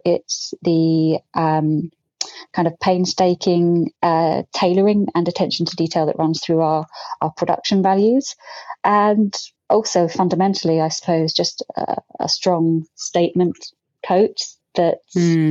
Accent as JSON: {"language": "English", "town": "Brighton", "region": "South East England", "country": "United Kingdom", "tie": "born or raised there", "said": "I grew up in Brighton"}